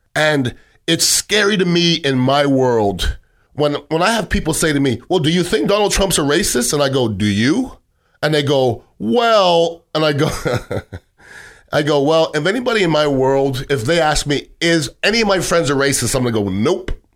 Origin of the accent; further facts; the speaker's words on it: Canada; now in United States; I grew up in Canada, but I'm an American citizen